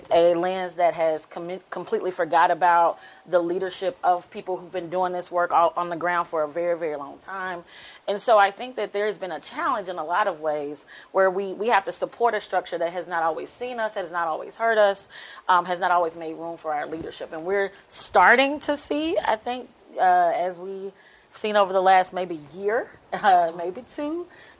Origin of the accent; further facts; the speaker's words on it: Birmingham, Alabama, United States; also born or lived in Berea, Kentucky; I grew up in Birmingham, Alabama